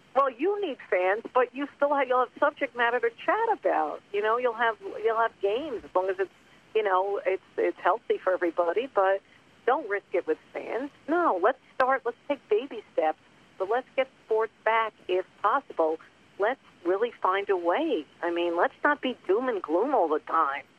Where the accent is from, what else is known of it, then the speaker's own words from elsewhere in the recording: Long Island, New York, United States; now in Los Angeles, United States; I grew up on Long Island